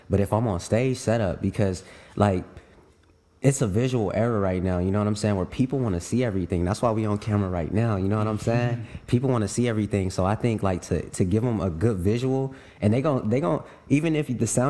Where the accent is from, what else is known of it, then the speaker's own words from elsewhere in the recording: West Coast, United States; I'm from the West Coast, I'm supposed to know this.